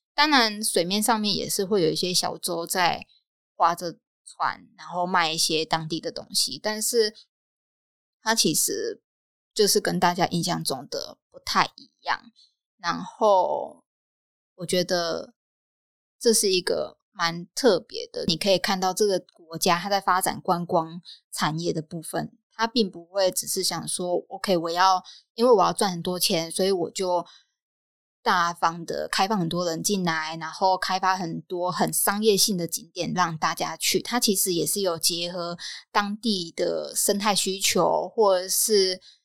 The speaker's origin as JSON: {"language": "Chinese", "country": "Taiwan", "tie": "born or raised there", "moved": "as an adult", "lives_now": "Thailand", "said": "一直以来在台湾的生活 ，它虽然是我的家乡没有错"}